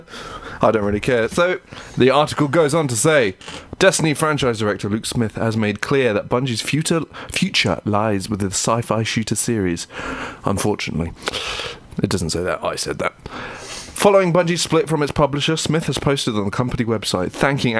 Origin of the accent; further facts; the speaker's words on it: United Kingdom; We're British